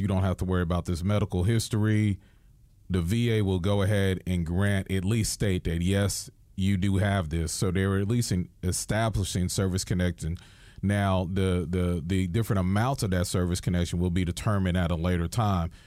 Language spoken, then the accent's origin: English; New York, United States; as a New Yorker